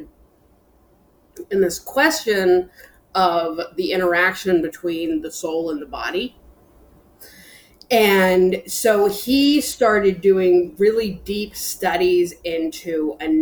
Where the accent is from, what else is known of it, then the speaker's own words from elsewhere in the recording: Bryn Athyn, Pennsylvania, United States; I was raised in a town called Brynathen, which is north of Philadelphia